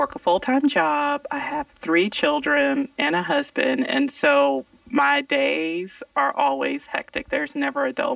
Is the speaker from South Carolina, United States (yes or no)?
yes; South Carolina, United States; moved away as an adult; now in Atlanta, United States; I grew up in South Carolina, and I came to Georgia, and I went to Spelman College